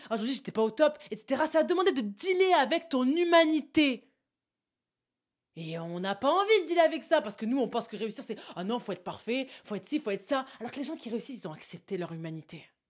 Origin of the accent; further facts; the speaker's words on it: south of France, France; accent: southern; je sors mon accent du sud